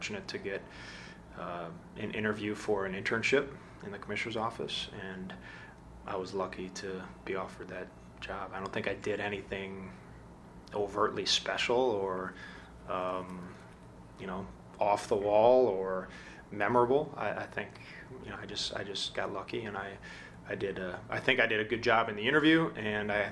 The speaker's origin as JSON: {"language": "English", "area": "the Midwest", "region": "Wisconsin", "country": "United States", "moved": "yes", "said": "I came from the Midwest"}